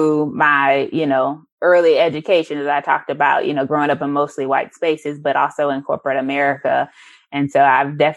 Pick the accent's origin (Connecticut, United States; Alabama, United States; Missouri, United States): Missouri, United States; St. Louis; moved away; I'm originally from St. Louis, so that's where my roots are at.